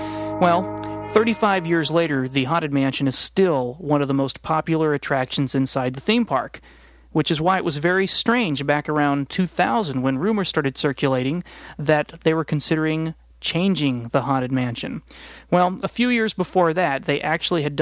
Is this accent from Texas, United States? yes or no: yes; Houston, Texas, United States; I grew up in Houston, Texas